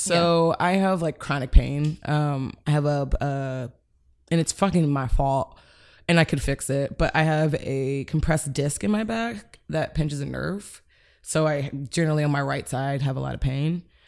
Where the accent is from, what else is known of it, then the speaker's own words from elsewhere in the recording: Cleveland, Ohio, United States; moved away as an adult; also born or lived in Chicago; I grew up in Cleveland until college